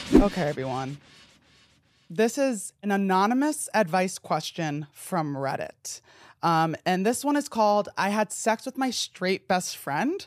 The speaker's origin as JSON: {"language": "English", "region": "New Jersey", "country": "United States", "said": "I'm from New Jersey"}